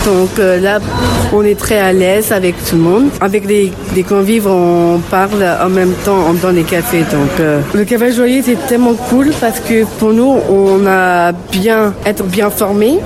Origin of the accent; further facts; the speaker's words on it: England, United Kingdom; now in Lyon, France; je suis anglaise